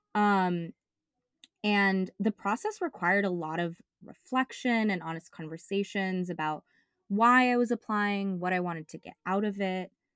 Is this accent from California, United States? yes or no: yes; Bay Area, California, United States; born or raised there